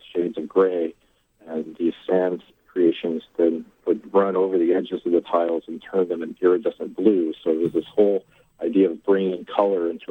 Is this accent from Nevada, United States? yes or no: no; Missouri, United States; now in New York City, United States; I grew up in Missouri.